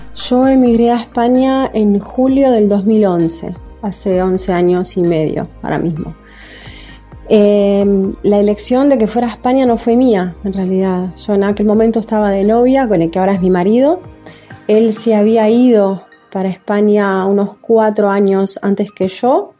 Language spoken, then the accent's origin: Spanish; Uruguay; moved away as an adult; now in Spain; yo me fui de acá de Uruguay